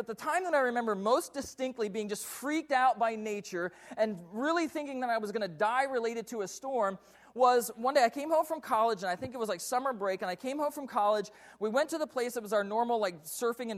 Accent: Delaware, United States; now in Puyallup, United States; I grew up in the state of Delaware.

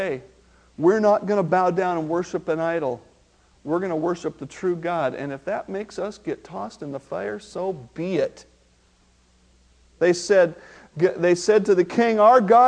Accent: Marysville, United States; I have a friend that I grew up with in Marysville

